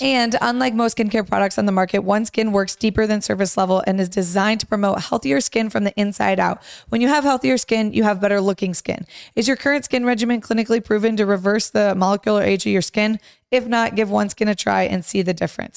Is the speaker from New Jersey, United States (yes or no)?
no; Romeo, Michigan, United States; I grew up in Romeo